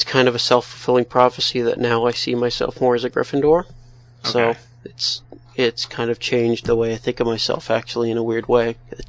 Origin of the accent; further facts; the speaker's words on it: Pennsylvania, United States; Well, I am 20 years old, I'm from Pennsylvania, and I'm a junior psychology major.